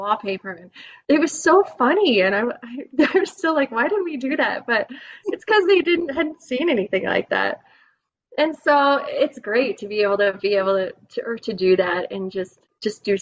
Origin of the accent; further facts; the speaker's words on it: the West, United States; growing up in the West